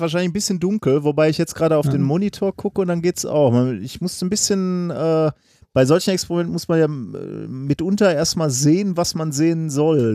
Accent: Ruhr area, North Rhine-Westphalia, Germany; wir sind an ähnlichen Straßen groß geworden, nämlich klassisch Straßen im, im Ruhrgebiet

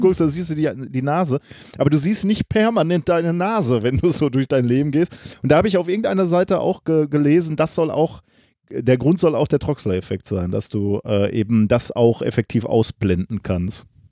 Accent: Ruhr area, North Rhine-Westphalia, Germany; wir sind an ähnlichen Straßen groß geworden, nämlich klassisch Straßen im, im Ruhrgebiet

